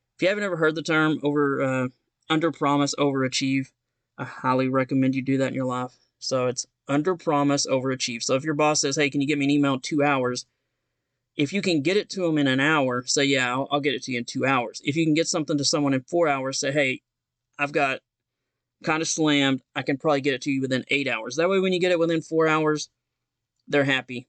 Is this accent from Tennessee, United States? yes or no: yes; Knoxville, Tennessee, United States; I'm from Knoxville, Tennessee, and I left home to join the Marine Corps at the age of seventeen